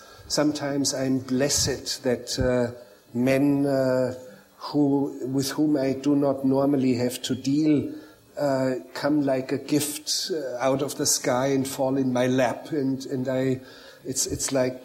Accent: Bavaria, Germany; English is a second language; I grew up as a boy, I grew up in Bavaria in the mountains, and I was looking after cows, and as a boy I learned how to milk cows.

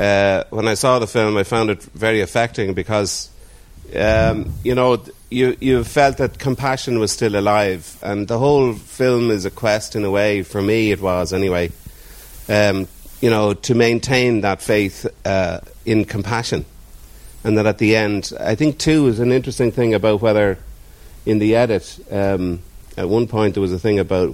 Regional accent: Dublin, Leinster, Ireland; I'm from Dublin.

